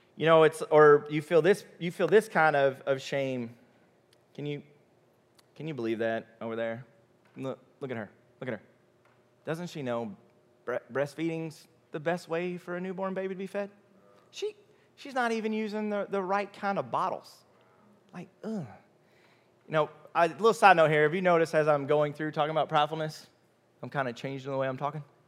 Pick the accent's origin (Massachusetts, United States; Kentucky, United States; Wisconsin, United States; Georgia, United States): Kentucky, United States; Louisville; I'm from Louisville. I've lived in two zip codes m, my whole life